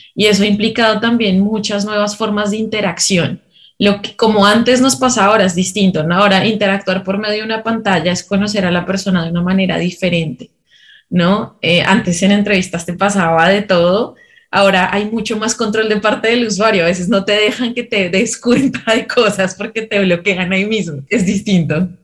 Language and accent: Spanish; Colombia; moved away as an adult; now in Peru; soy colombiana, pero llevo ya viviendo